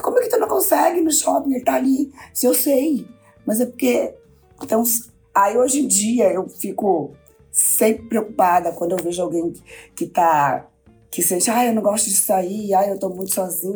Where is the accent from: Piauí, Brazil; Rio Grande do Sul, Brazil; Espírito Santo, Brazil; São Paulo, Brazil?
Rio Grande do Sul, Brazil; interior of; moved away; also born or lived in Minas Gerais; eu era gaúcho do interior